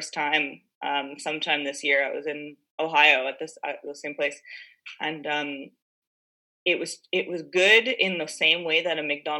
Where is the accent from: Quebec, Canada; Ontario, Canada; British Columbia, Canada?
Quebec, Canada; Montreal; I'm from Montreal.